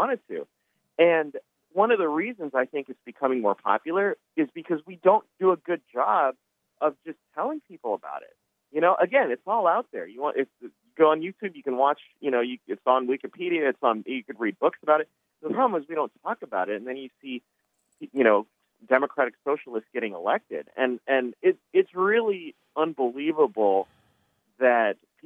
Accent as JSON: {"language": "English", "region": "California", "country": "United States", "said": "I'm from California. I went to public school. I got a lot of liberal friends here"}